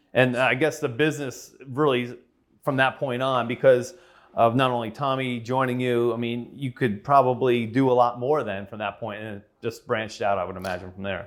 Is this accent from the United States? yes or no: yes; Edison, New Jersey, United States; moved away as an adult; I grew up in Edison